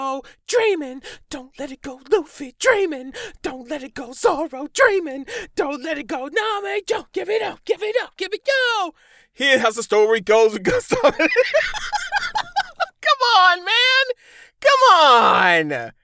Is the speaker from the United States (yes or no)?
yes; Midwest, United States; I'm from the Midwest. I get the accent to prove it.